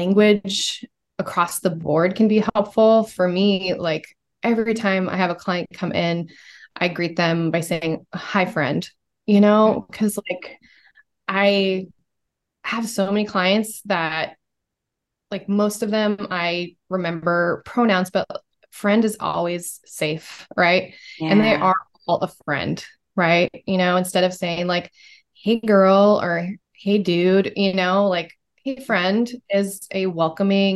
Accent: Portland, Oregon, United States; also born or lived in San Francisco; now in Portland, United States; I grew up in Portland, but I was homeschooled in Portland. So I had a pretty sheltered, like young childhood in Portland. And then my parents moved us out to Eastern Oregon

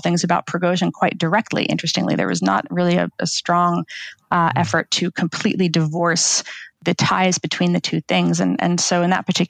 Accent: United States; as an American

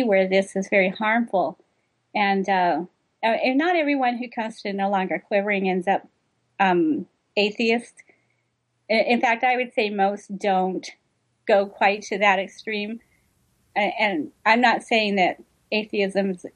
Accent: United States; I'm American

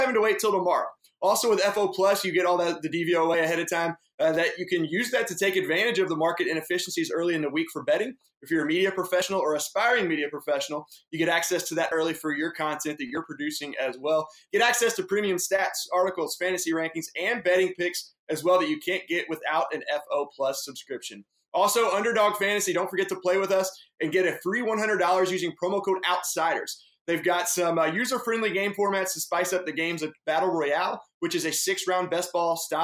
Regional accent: Louisville, Kentucky, United States; Being from Louisville, we don't really have pro teams. And I grew up a fan of so many different teams

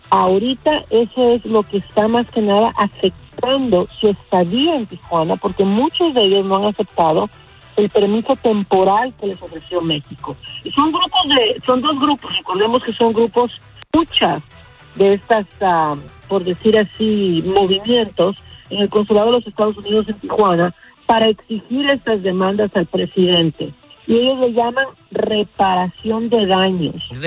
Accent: Honduras; Yo como hondureña me atreví a decir que yo creía que esto era un juego político que se empezó a armar en Honduras

